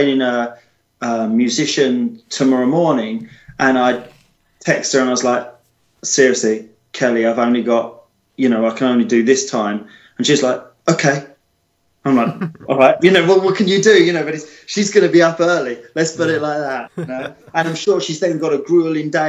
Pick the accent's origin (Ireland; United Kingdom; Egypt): United Kingdom; as British people